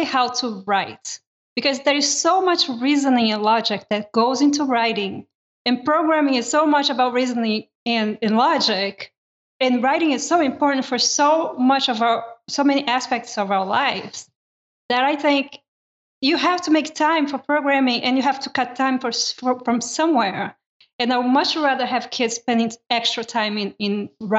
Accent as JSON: {"language": "English", "country": "Brazil", "tie": "born or raised there", "moved": "yes", "said": "I grew up in Brazil and my elementary up all the way up to high school was done in Brazil."}